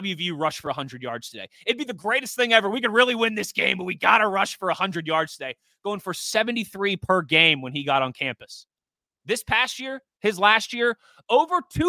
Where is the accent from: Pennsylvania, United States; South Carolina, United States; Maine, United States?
Pennsylvania, United States; Pittsburgh; also born or lived in Wexford, Pennsylvania / Mars, Pennsylvania / Youngstown, Ohio / Philadelphia, Pennsylvania; I've been a Pittsburgh kid, born and raised my whole life. My family lived in the Wexford area until I was 13.